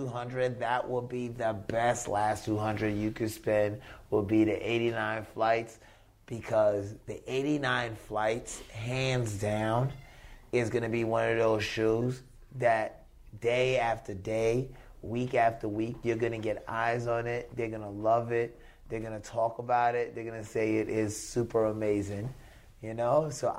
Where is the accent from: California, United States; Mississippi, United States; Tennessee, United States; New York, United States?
New York, United States; moved away; also born or lived in North Carolina; But I'm still a New Yorker.